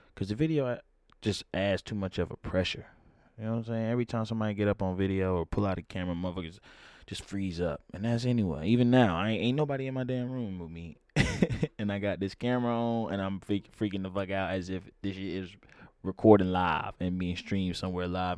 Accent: Atlanta, Georgia, United States; I'm from Atlanta

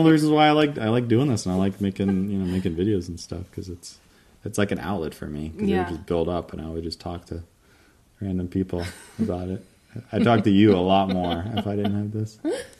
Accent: the South, United States; I'm from the South, y'all.

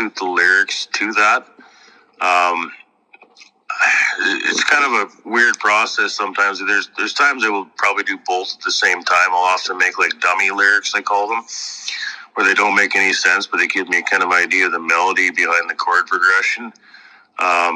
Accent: Kennison, Saskatchewan, Canada; I'm from Kennison, Saskatchewan

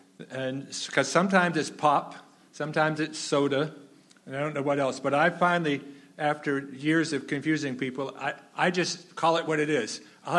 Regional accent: New Hampshire, United States; also born or lived in Rhode Island / Maine / Massachusetts / Minnesota; Now, I grew up in New Hampshire, but Sharon and I have lived in New Hampshire, Rhode Island, Maine, Massachusetts, Minnesota, South Carolina, Vermont, and Missouri. Going to school and stuff. But New England is home.

